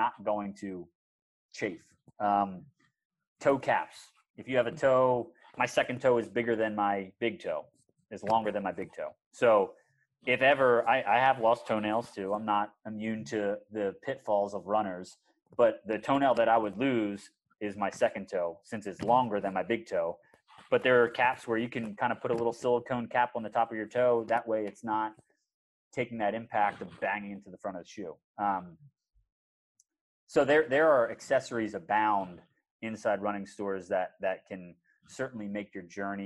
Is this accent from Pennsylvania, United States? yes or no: yes; outside of Philadelphia, Pennsylvania, United States; I grew up outside of Philadelphia